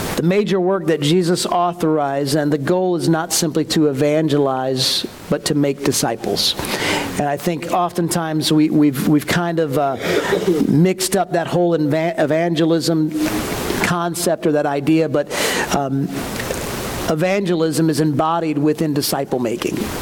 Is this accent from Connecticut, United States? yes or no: yes; Newtown, Connecticut, United States; where I grew up in Newtown